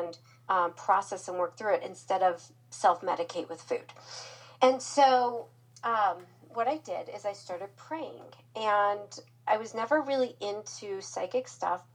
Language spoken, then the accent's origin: English; Omaha, Nebraska, United States; moved away as an adult; also born or lived in Florida; I'm from Omaha, Nebraska, so I was a long ways from home